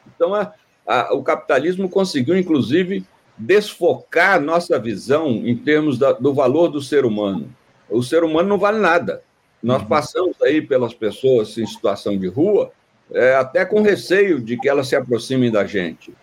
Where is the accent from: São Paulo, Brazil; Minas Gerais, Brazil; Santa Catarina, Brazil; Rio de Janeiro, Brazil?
Minas Gerais, Brazil; sou mineiro